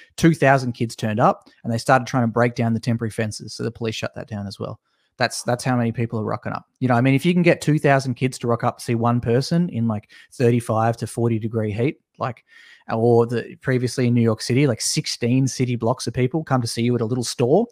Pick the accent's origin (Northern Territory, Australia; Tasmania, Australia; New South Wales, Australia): Tasmania, Australia; also born or lived in Melbourne; I'm from Tasmania